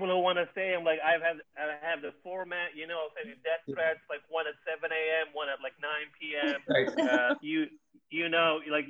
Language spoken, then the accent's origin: English; Benghazi, Cyrenaica, Libya; moved away; I am from Libya, specifically from the city of Benghazi